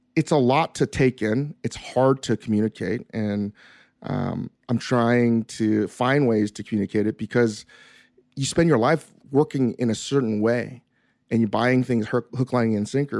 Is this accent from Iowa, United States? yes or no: no; New York City, New York, United States; moved away as an adult; now in Los Angeles, United States; where I grew up in the East Coast and in New York City